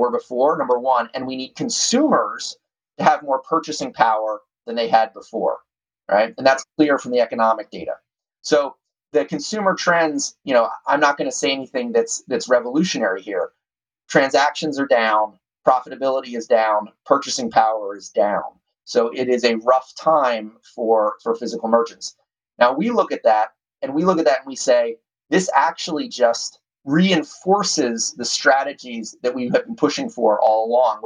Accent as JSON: {"language": "English", "town": "Doylestown", "region": "Pennsylvania", "country": "United States", "tie": "born or raised there", "moved": "yes", "said": "my hometown of Doylestown, Pennsylvania"}